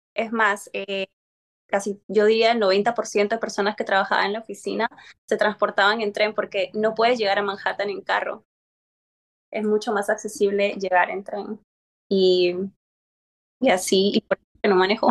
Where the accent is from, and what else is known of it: Peru; now in California, United States